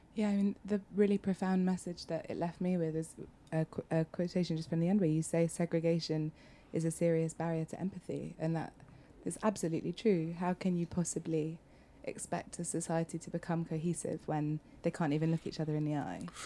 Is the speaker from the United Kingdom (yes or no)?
yes; United Kingdom; as a Brit